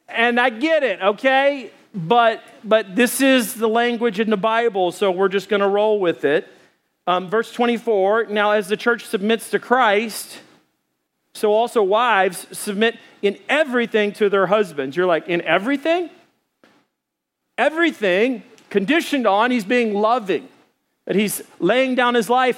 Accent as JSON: {"language": "English", "region": "Arkansas", "country": "United States", "said": "I'm from Arkansas"}